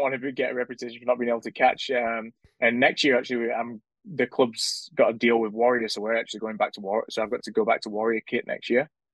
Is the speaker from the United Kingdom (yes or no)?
yes; Sheffield, Yorkshire and the Humber, United Kingdom; when I was growing up in the Sheffield junior system